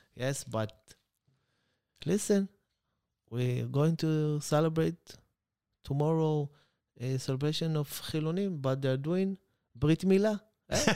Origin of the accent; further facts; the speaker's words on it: Beersheba, Southern District, Israel; English is a second language; I grew up in Beersheba